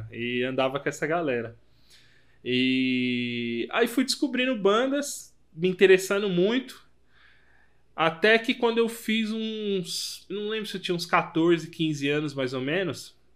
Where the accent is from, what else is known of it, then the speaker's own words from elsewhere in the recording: Brazil; Eu saí, velho, do, do mundo aí, do cu do mundo, da Zona Leste lá